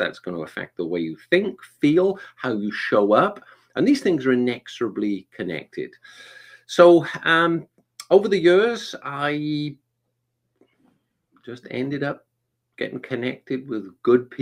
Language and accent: English; Wales, United Kingdom; now in Atlanta, United States; I'm originally from the UK. I'm from a little place called Wales.